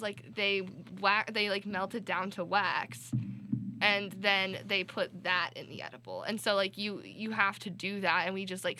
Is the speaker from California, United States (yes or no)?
no; Denver, Colorado, United States; moved away as an adult; now in New York City, United States; I'm from Denver.